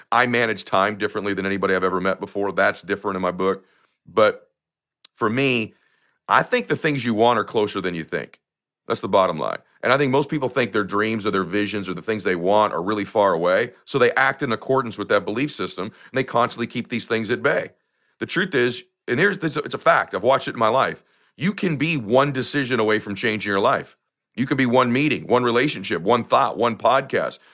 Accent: United States; I come from lower middle class America.

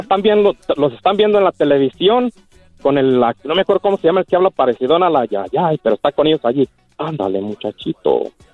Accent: Casas Viejas, Michoacán, Mexico; mi tierra, Casaviejas, Michoacán, municipio Purándiro

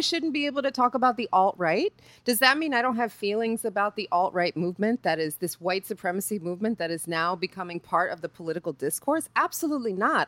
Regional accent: New York, United States; I'm from New York

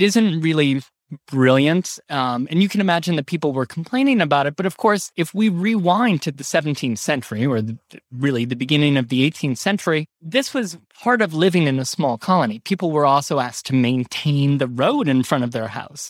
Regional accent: Ohio, United States; born or raised there; now in New York, United States

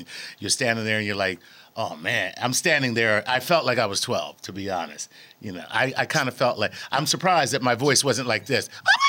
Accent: Philadelphia, Pennsylvania, United States; I'm from Philadelphia.

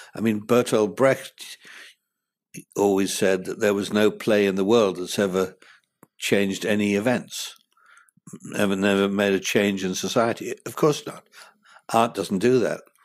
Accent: United Kingdom; moved away as an adult; now in United States; as a Brit coming here

